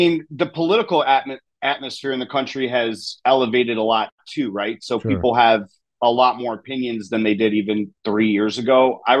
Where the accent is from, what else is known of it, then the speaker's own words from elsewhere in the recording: Chicago, Illinois, United States; And then and I came from Chicago. So we were locked down again.